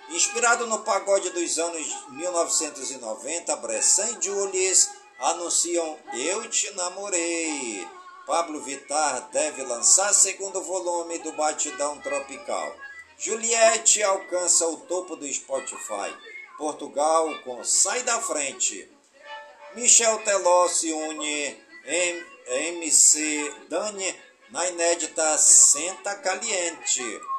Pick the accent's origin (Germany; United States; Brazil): Brazil; Careiro da Várzea, Amazonas; por todas as comunidades do Careiro da Várzea, minha cidade natal